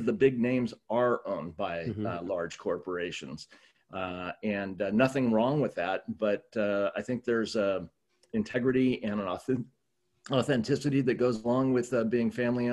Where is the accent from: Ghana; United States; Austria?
United States; Southern California; I grew up in Southern California